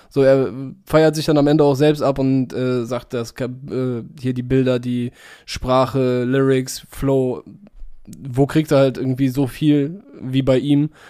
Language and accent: German; Cologne, North Rhine-Westphalia, Germany; ja, ja, hier London, ihr wollt Karneval machen, Alter, wir kommen aus Köln, was wollt ihr uns erzählen?